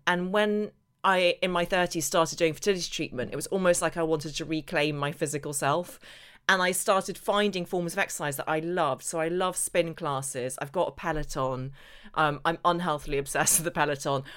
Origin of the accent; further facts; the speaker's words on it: Northern Ireland, United Kingdom; I grew up in Northern Ireland where there was barely any sunshine